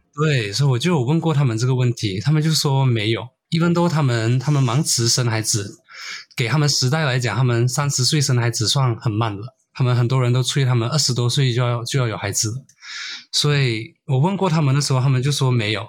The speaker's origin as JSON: {"language": "Chinese", "country": "Brunei", "tie": "born or raised there", "also_born_or_lived": "Malaysia", "moved": "yes", "lives_now": "Melbourne, Australia", "said": "我是马来西亚人，但是我在文莱长大"}